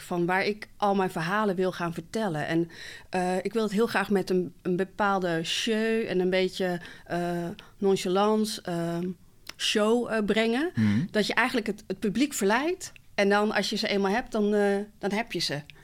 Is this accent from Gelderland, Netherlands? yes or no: yes; Barneveld, Gelderland, Netherlands; also born or lived in Morocco; ik ben gewoon geboren in Marokko, getogen in Nederland, in Barneveld